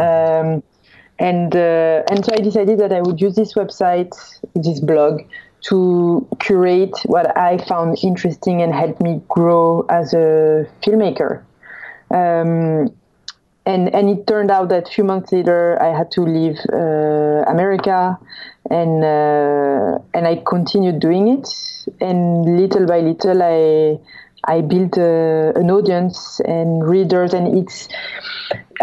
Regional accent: France; accent: French; English is a second language; moved away as an adult; also born or lived in Los Angeles; I'm French, if by my accent you couldn't tell

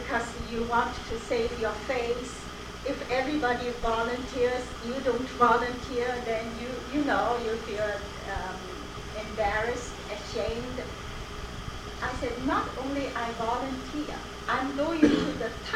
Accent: Shanghai, China; English is a second language; moved away as an adult; also born or lived in Beijing; now in United States; I came from Shanghai, and Shanghai a very westernized and modern community

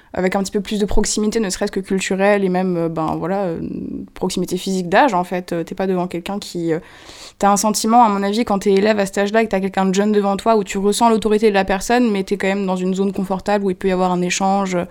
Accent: Moselle, Lorraine, Grand Est, France; now in Paris, France; je viens d'un petit village mosellan, euh, où j'ai grandi

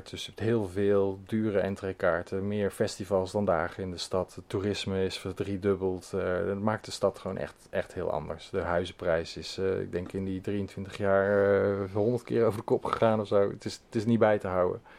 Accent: Schaijk, North Brabant, Netherlands; moved away as an adult; also born or lived in Nijmegen; now in Amsterdam, Netherlands; ik eh, ben in Nijmegen. Dus eh, daar ligt mijn hart. En in Schaik ben ik

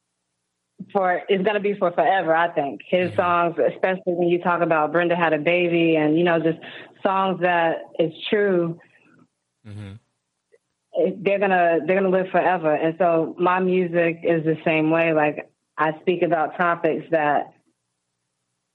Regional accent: New York City, New York, United States; moved away; also born or lived in Houston / Los Angeles; I'm from New York, but I've lived in Houston

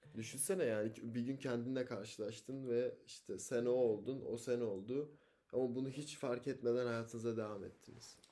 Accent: Osmaniye, Turkey; moved away; Çocukken Osmaniye'de yaşadım.

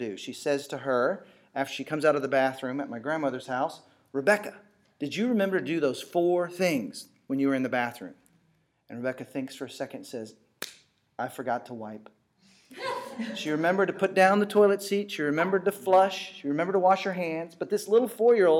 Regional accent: Texas, United States; I grew up in Texas

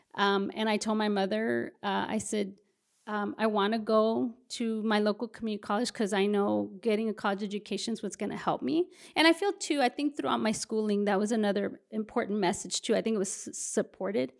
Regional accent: Brownsville, Texas, United States; moved away as an adult; also born or lived in Houston, Texas; now in San Antonio, United States; spent the majority of my, uh, adolescence and adulthood in the Rio Grande Valley in Brownsville, Texas

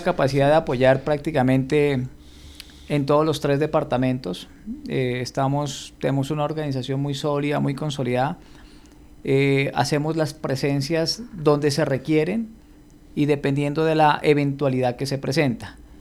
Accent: Pasto, Nariño, Colombia; como dicen en mi tierra, como buen pastudo que soy

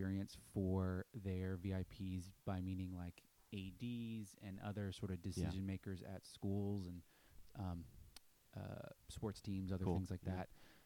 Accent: Philadelphia, Pennsylvania, United States; also born or lived in Boston; now in Nashville, United States; I grew up in Philly

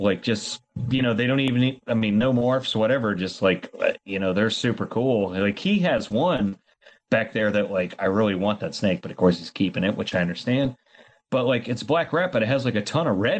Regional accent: Florida, United States; now in Arkansas, United States; growing up in Florida

